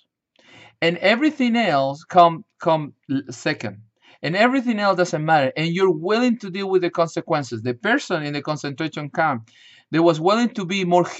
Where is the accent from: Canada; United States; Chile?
Chile; moved away; I grew up in Chile, South America